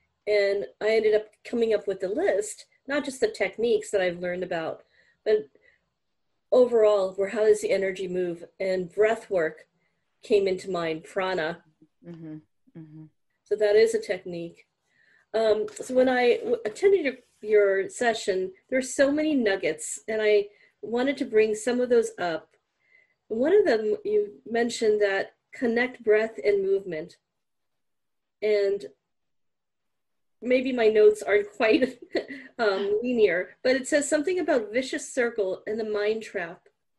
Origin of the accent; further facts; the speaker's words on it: India; And obviously I was raised with it because being an Indian